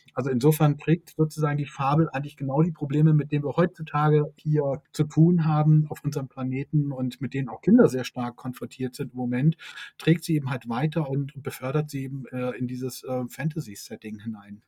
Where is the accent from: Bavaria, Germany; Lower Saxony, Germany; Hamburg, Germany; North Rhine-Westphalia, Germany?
Hamburg, Germany; wir kommen auch beide aus Hamburg